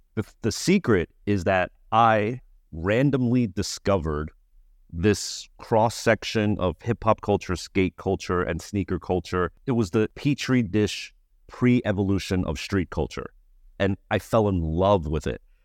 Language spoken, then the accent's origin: English; United States; I'm Asian American